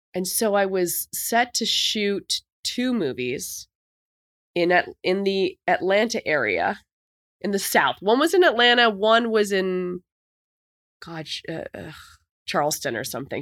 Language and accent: English; Canada; moved away as an adult; also born or lived in New York; as a Canadian